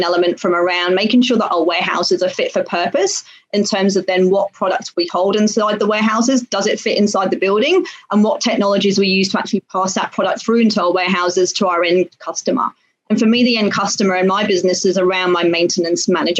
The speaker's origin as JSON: {"language": "English", "country": "United Kingdom", "tie": "born or raised there", "moved": "as an adult", "lives_now": "Singapore", "said": "I'm British born, went to university in the UK"}